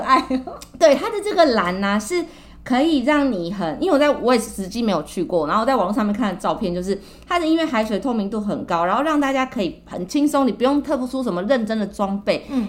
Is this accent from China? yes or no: no; Taiwan